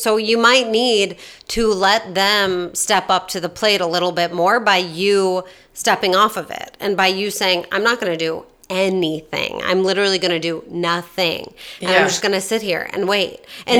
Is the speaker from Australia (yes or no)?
yes; Australia; I'm Australian, which is all fine.